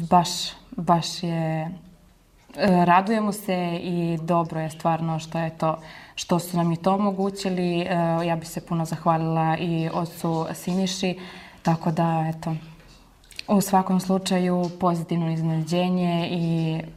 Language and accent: Croatian; Prokuplje, Toplica District, Serbia; Ja sam iz Prokuplja.